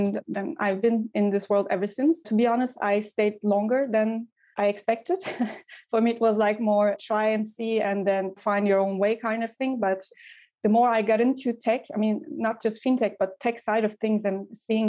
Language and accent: English; Ankara, Turkey; moved away as an adult; also born or lived in Istanbul / Vienna / Brussels / Hamburg; now in Berlin, Germany; I grew up in Ankara, the capital